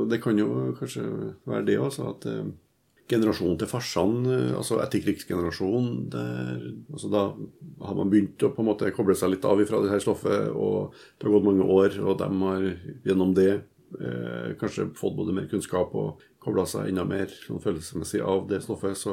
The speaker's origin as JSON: {"language": "Norwegian", "town": "Trondheim", "region": "Trøndelag", "country": "Norway", "tie": "born or raised there", "said": "født og oppvokst her i Trondheim."}